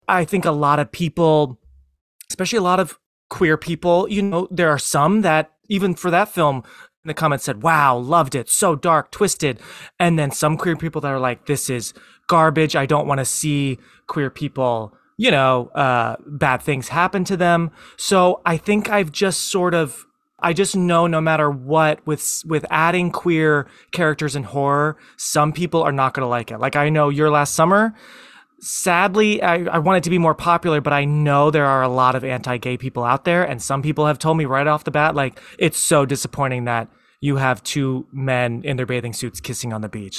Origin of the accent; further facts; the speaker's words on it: Philadelphia, Pennsylvania, United States; me growing up in the Philly area